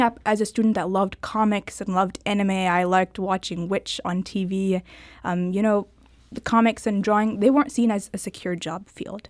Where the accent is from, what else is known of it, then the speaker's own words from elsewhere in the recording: Ballwin, Missouri, United States; born and raised in Baldwin, Missouri.